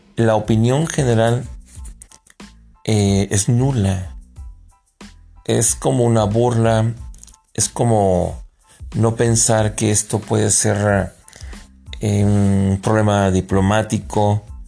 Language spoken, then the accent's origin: Spanish; Mexico; Yo como mexicano